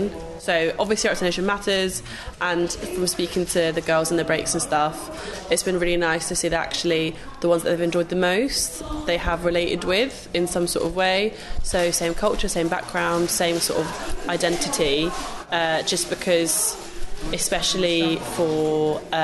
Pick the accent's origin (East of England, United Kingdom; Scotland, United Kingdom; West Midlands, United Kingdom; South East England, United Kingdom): South East England, United Kingdom; Hastings; now in London, United Kingdom; originally from Hastings